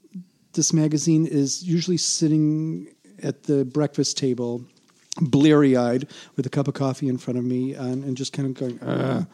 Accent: Chicago, Illinois, United States; I'm from Chicago

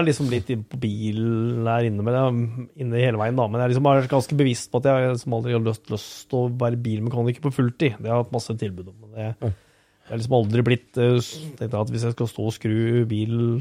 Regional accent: Skien, Telemark, Norway; er jeg født og oppvokst på Geitryggen, rett eh, i, i Skien

